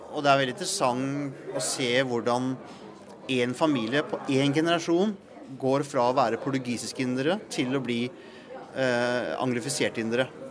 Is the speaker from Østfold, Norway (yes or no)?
no; Langesund, Telemark, Norway; jeg er jo, jeg er jo fra Langsund.